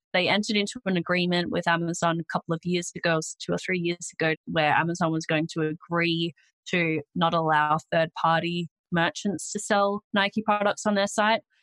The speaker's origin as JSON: {"language": "English", "country": "Australia", "accent": "Australian"}